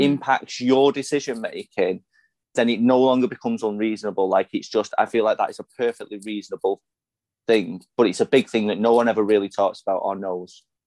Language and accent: English; Salford, North West England, United Kingdom; I am a Salfordian. I am from Salford. That is where I grew up. That is where I was born.